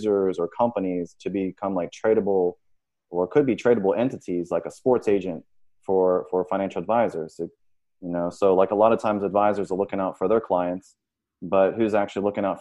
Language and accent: English; Richmond, Virginia, United States; now in Miami Beach, United States; I'm originally from Richmond, Virginia